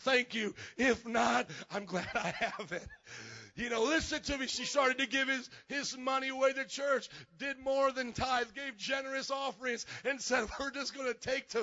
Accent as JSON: {"language": "English", "town": "Fort Wayne", "region": "Indiana", "country": "United States", "tie": "born or raised there", "also_born_or_lived": "New Orleans", "moved": "as an adult", "lives_now": "Chicago, United States", "said": "I grew up in Fort Wayne, Indiana, where there was nobody Polish"}